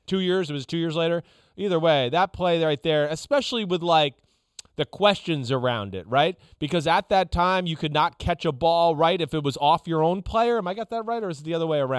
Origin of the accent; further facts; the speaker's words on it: New Jersey, United States; David Tyree, you know, I grew up around him in North Jersey